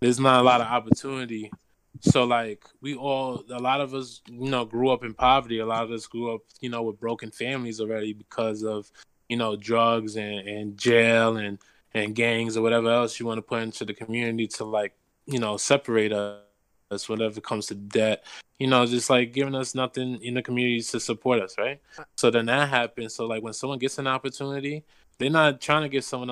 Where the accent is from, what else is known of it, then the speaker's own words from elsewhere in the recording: New York City, New York, United States; Growing up in New York City